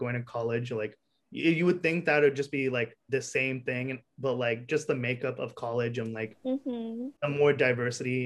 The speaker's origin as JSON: {"language": "English", "town": "Fremont", "region": "California", "country": "United States", "tie": "born or raised there", "also_born_or_lived": "New Jersey"}